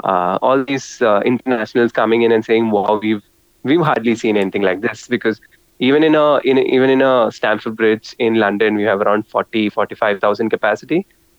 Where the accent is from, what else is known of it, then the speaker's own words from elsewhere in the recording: India; I think as Indian football fans, it's important for us to be patient and don't underestimate our opposition.